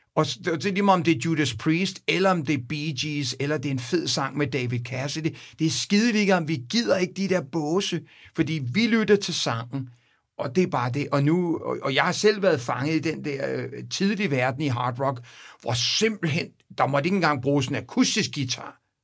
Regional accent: Copenhagen, Capital Region of Denmark, Denmark; now in United States; mine barndomsvenner, og, og dem jeg gik i skole med, og, og på Vesterbro Ungdomsgården

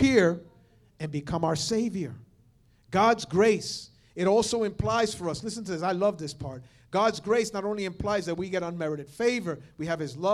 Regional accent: New York / the Northeast, United States; most of us here are New Yorkers, or at least we're from the Northeast

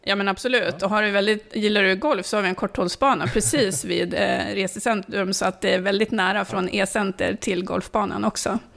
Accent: Sollefteå, Västernorrland County, Sweden; moved away as an adult; also born or lived in Finland / Gävle / Ånge / Stockholm; now in Söderhamn, Sweden; Jag är uppvuxen i Sollefteå

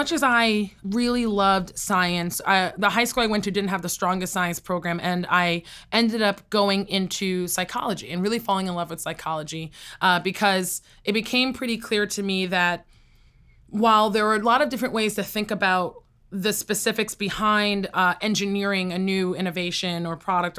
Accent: United States; I feel wholeheartedly that I am truly a Nigerian-American.

